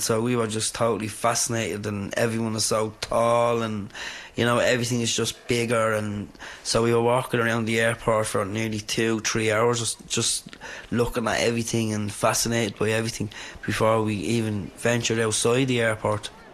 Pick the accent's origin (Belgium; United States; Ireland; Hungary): Ireland; Dublin, Leinster; I was born and bred in Dublin, reared in Cabra